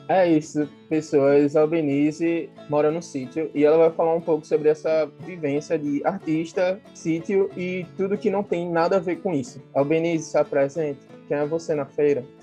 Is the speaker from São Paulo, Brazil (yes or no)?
no; Recife, Pernambuco, Brazil; moved away; also born or lived in Olinda / João Pessoa; eu sou de Recife, Olinda. É muito difícil você separar os dois, porque eu morava em Recife e vivia.